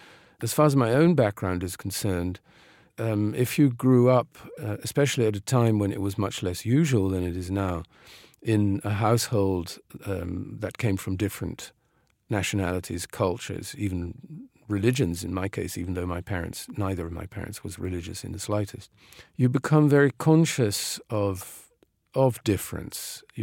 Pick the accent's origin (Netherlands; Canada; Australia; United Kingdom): Netherlands; The Hague, South Holland; English is a second language; The idea that glamour is always somewhere else was more the effect of growing up in The Hague, which is, it's not a village, but it's a relatively provincial city.